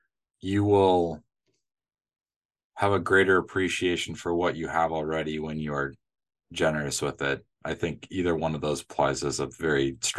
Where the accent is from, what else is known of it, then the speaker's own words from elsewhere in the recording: Midwest, United States; accent: Midwestern; that's a you are in my Midwestern accent, by the way.